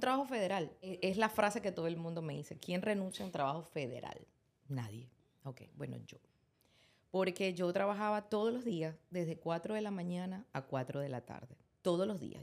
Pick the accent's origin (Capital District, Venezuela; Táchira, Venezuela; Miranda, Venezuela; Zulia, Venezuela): Zulia, Venezuela; Maracaibo; moved away; yo soy maracucha